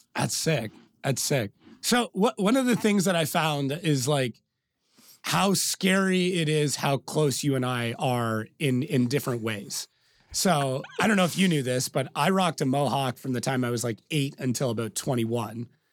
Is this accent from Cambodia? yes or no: no; Canada; born and raised in Canada